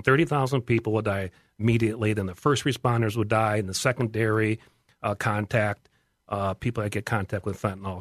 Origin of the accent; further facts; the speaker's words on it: West Chester, Ohio, United States; I am from Westchester, Ohio